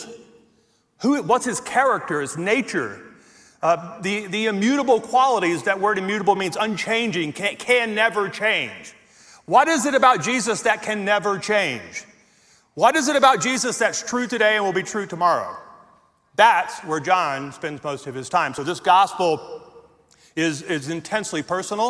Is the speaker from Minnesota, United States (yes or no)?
no; Louisiana, United States; moved away as an adult; now in Colorado, United States; I was born and raised in Louisiana